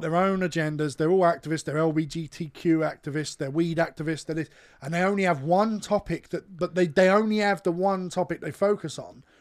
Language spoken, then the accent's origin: English; United Kingdom; we're British.